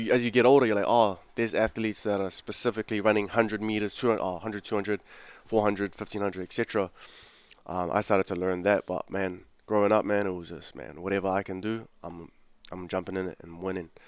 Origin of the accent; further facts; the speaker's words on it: Auckland, New Zealand; also born or lived in Fiji / Mangere; I grew up in South Auckland, man. Um, grew up in South Auckland, but I used to live in Fiji earlier. I was born here, uh, born in Auckland.